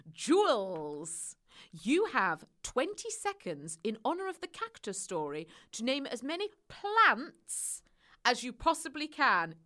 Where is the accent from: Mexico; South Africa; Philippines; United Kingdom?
United Kingdom; Cheshire, North West England; accent: Midlands twang; also born or lived in Leicestershire / Midlands; now in London, United Kingdom; I went up north to Cheshire, uh, where June still is. Hi, June, and that's where I grew up before descending back down to London.